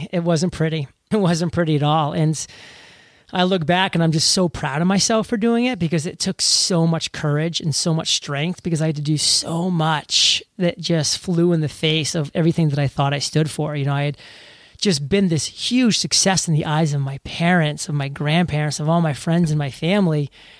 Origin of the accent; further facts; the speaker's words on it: New England, United States; You know, I'm from New England.